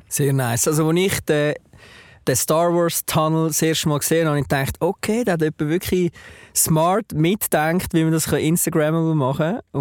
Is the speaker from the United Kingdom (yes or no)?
no; Switzerland; ich als ja, ähm, Deutschschweizer